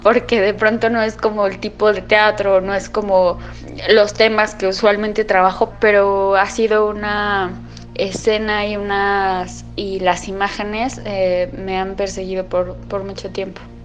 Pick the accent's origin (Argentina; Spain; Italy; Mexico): Mexico; Mexico City; tengo 29 años y soy de la Ciudad de México